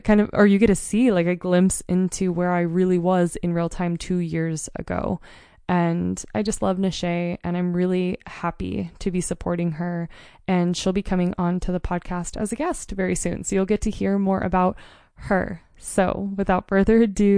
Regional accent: Mount Hood, Oregon, United States; now in Montana, United States; where I grew up on Mount Hood. We grew up in a tiny rural mountain town

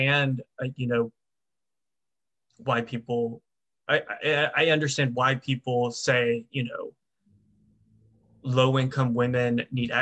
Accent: the South, United States; I'm from the South

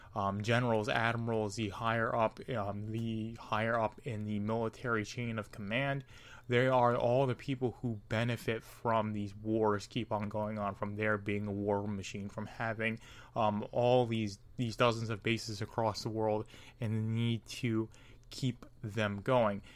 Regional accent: United States; me being an American, my country being the United States

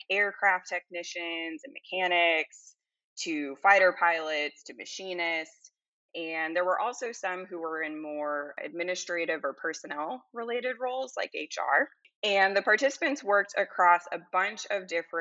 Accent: Salem, Massachusetts, United States; moved away as an adult; also born or lived in Colorado / Louisiana; now in Baton Rouge, United States; I grew up in Salem, Massachusetts

